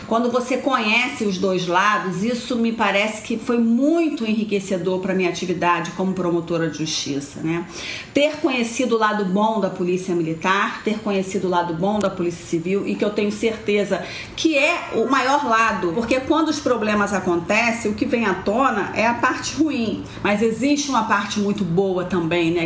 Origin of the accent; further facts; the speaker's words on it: Baixada Fluminense, Rio de Janeiro, Brazil; Eu nasci e cresci na Baixada Fluminense, minha família toda de lá